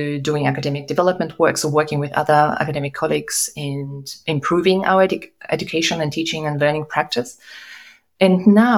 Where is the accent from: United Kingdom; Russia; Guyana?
Russia; also born or lived in Kazakhstan / Germany; I was born in Kazakhstan, I grew up in Russia and Germany